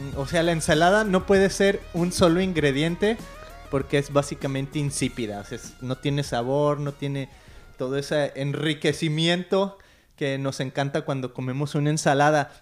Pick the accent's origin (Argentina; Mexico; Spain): Mexico; moved away as an adult; now in Costa Mesa, United States; somos mexicanos viviendo en Estados Unidos